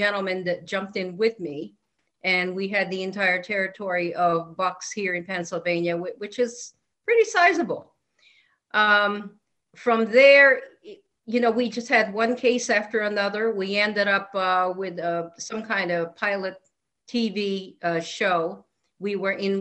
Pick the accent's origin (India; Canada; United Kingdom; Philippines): Philippines; now in Connecticut, United States; I was actually born and raised in a country that had a lot of, you name it. We had cryptids. We had flying, whatever they were. We had demonic infestations. We also had Bigfoot, believe it or not, in the tropical forests of the Philippines